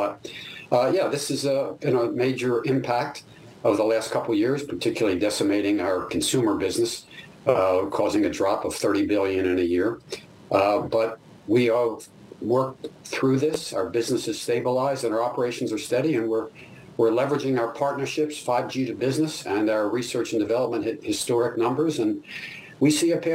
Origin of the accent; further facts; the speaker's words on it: United States; as an American